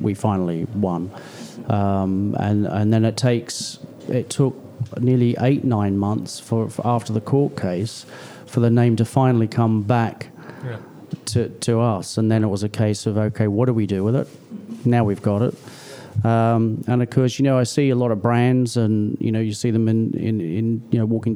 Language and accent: English; Australia; now in United Kingdom; I was born here. I was raised in Australia. I've spent more time here in the UK